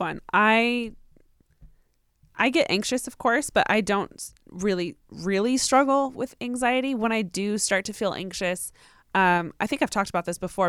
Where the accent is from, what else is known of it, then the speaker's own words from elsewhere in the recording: Riverside, California, United States; I'm from Riverside